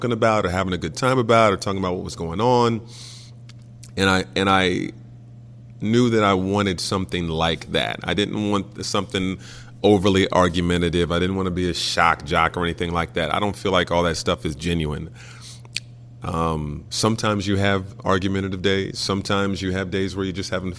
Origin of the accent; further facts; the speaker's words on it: Indianapolis, Indiana, United States; also born or lived in Vincennes, Indiana; my hometown